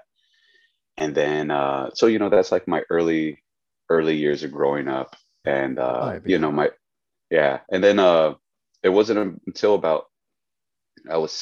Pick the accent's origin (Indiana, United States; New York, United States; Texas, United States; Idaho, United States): Texas, United States; Weslaco; also born or lived in Houston, Texas; I spent the majority of my life in Weslaco. From my early childhood years to when I would say I was about 16, I just knew Weslaco